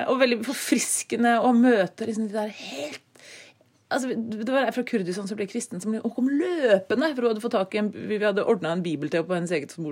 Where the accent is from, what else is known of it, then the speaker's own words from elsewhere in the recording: Treungen, Telemark, Norway; also born or lived in Bogotá, Colombia / Oslo; men jeg er født og oppvokst i Treungen i Telemark.